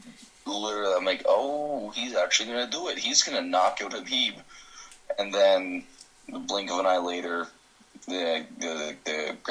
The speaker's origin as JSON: {"language": "English", "country": "Canada", "said": "I'm Canadian."}